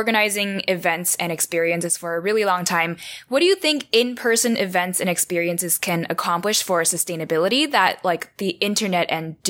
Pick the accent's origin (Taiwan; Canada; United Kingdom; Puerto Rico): Taiwan; now in United States; I was born and raised in Taiwan. So Asia has a very special place in my heart.